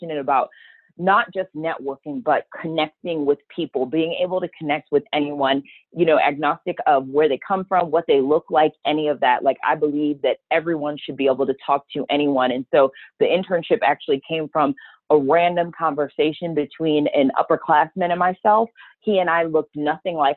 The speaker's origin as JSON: {"language": "English", "town": "Cleveland", "region": "Ohio", "country": "United States", "said": "I am from Cleveland, Ohio"}